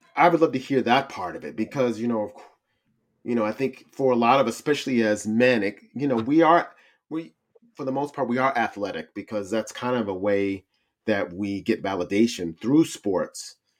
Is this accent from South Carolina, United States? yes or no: no; Cincinnati, Ohio, United States; the city of Cincinnati. Woo-, woo, that's my hometown